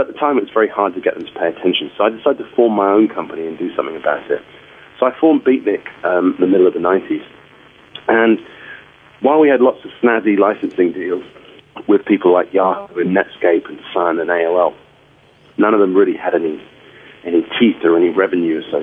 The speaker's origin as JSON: {"language": "English", "region": "London", "country": "United Kingdom", "tie": "born or raised there", "said": "I was growing up in London at the time of Stiff Records and punk rock"}